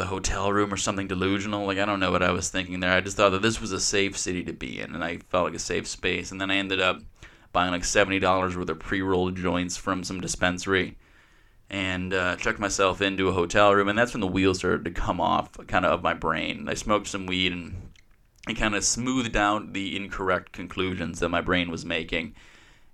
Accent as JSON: {"language": "English", "town": "Kenosha", "region": "Wisconsin", "country": "United States", "tie": "born or raised there", "said": "I left my hometown, Kenosha here"}